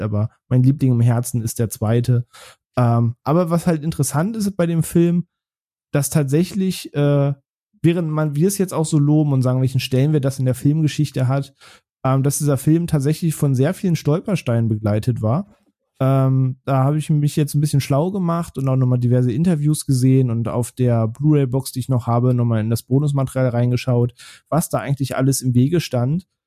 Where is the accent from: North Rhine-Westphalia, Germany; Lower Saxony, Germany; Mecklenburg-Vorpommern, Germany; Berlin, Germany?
Lower Saxony, Germany; Braunschweig; in Braunschweig, wo ich aufgewachsen bin